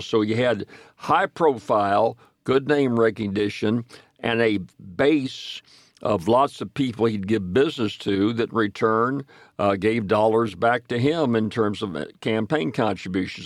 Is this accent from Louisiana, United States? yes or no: yes; Ferriday, Louisiana, United States; from Faraday